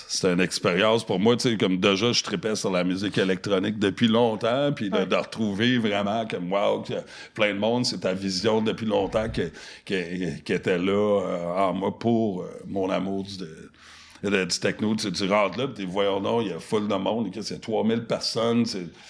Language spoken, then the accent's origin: French; Montreal, Quebec, Canada; French is a second language; also born or lived in Toronto; j'ai grandi à Montréal, sur, en plein centre-ville, sur, sur la rue Sainte-Catherine, puis Peel